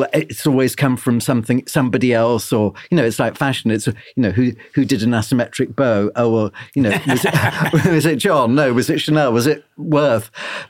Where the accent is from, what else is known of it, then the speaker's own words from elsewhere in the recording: London, United Kingdom; You know, we were growing up in London, and it was such an alien world, and suddenly there was like-minded people.